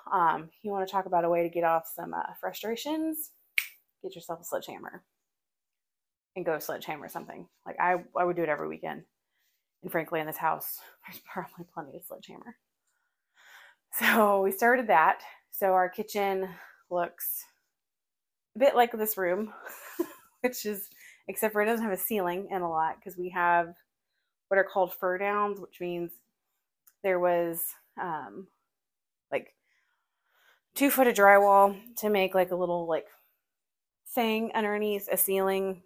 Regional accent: Forney, Texas, United States; I am not a country girl, even though I grew up in Forney

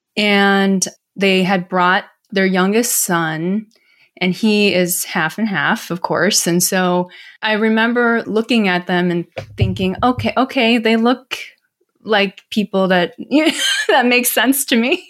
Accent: Milwaukee, Wisconsin, United States; also born or lived in South Korea; this family from Milwaukee, Wisconsin, actually. I grew up in the Midwest

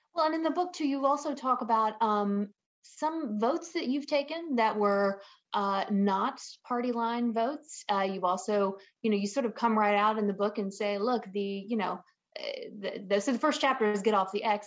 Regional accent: a small town right outside of Atlanta, Georgia, United States; accent: southern; now in California, United States; grew up in a small town right outside of Atlanta, Georgia

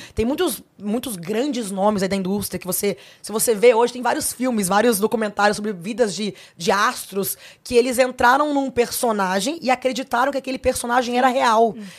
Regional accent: Brasília, Federal District, Brazil; Sou filha única, sou de Brasília, nasci em Brasília.

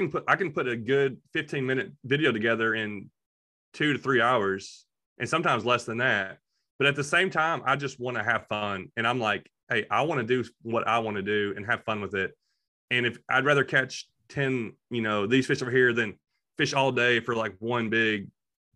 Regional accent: Kentucky, United States; also born or lived in Clarksville, Tennessee; now in Tennessee, United States; We're all from Kentucky

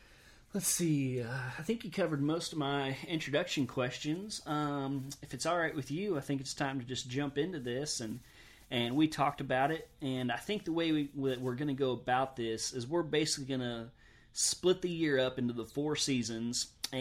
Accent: the South, United States; I've just heard a lot of people argue it, and I'm from the South also, so I've always said crappie

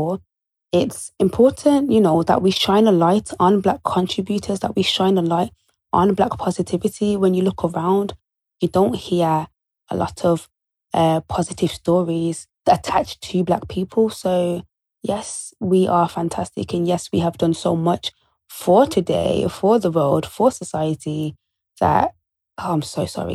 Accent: Birmingham, West Midlands, United Kingdom; I'm from Birmingham

